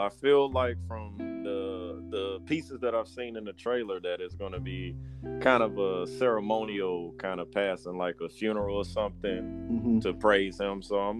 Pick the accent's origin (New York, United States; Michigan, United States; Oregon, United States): Michigan, United States; Detroit; now in Virginia, United States; I'm from Detroit, so anything that ain't snow, I'm happy.